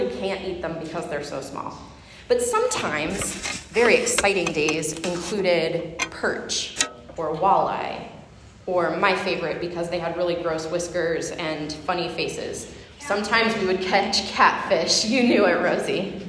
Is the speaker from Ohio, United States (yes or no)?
yes; Huron River, Ohio, United States; I grew up fishing on the Huron River